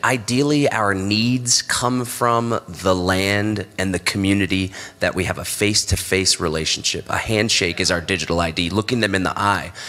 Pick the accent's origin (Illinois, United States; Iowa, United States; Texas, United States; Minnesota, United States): Texas, United States; growing up in Texas in the U.S.